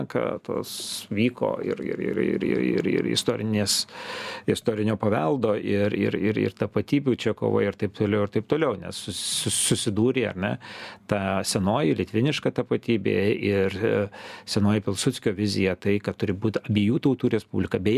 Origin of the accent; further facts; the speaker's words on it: Lithuania; mes lietuviai